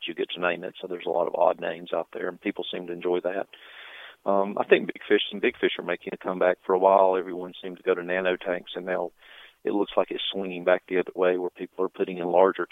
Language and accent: English; Atlanta, Georgia, United States; I'm from Atlanta